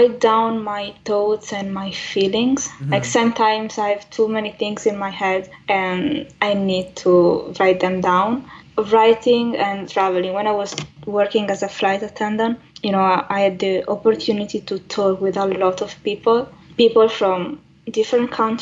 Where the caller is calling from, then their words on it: Italy; I'm calling from Italy